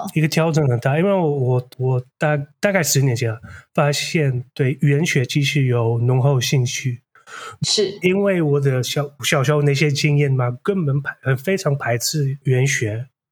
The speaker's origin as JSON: {"language": "Chinese", "country": "Netherlands", "tie": "born or raised there", "first_language": "Dutch", "second_language": "Chinese", "moved": "as an adult", "lives_now": "Taiwan", "said": "我是来自荷兰，我是印度裔的，我背景有点复杂，然后我是大概第四代印度裔的第一代在荷兰出生的那，那种。然后，所以我母语是荷兰语"}